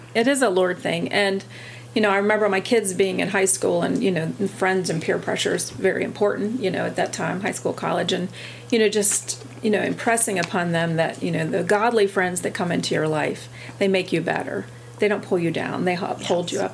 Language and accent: English; Milton, Delaware, United States; I grew up in Sussex County also, originally from Milton, still living just outside of Milton